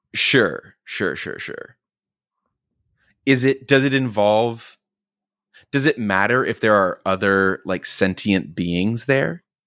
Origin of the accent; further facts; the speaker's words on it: Oklahoma, United States; I grew up in Oklahoma